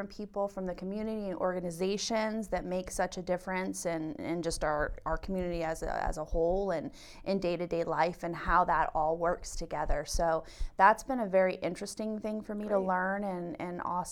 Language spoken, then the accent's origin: English; Jacksonville, Florida, United States; moved away as an adult; now in Berks County, United States; I'm originally from Jacksonville, Florida, but we have lived here for 20 years